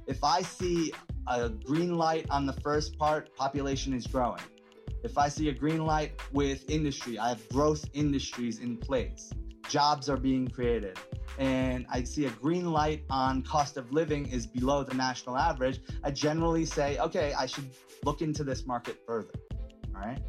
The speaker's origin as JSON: {"language": "English", "town": "Atlanta", "region": "Georgia", "country": "United States", "said": "I'm from Atlanta"}